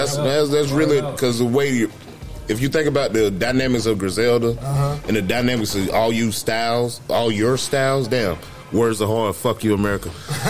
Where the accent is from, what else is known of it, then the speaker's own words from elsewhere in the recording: Columbus County, North Carolina, United States; I'm from Columbus County